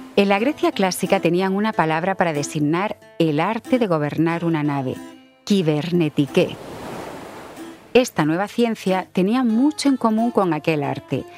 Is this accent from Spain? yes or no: yes; Spain; en España le decimos ordenador